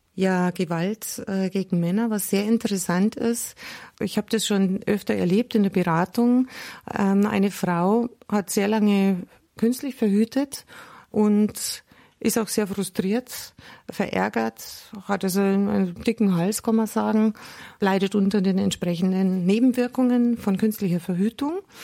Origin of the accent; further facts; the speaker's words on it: Germany; bei uns in Deutschland